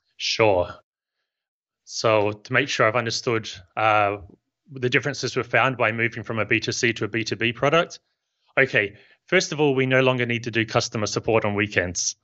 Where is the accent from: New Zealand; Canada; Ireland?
New Zealand; now in Barcelona, Spain; You can probably tell from my accent that I'm not from Spain. I'm from New Zealand.